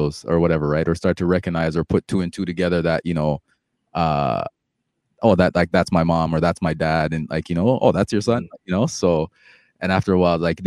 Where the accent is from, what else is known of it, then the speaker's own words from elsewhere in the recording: Toronto, Ontario, Canada; also born or lived in Jamaica; I came here when I was young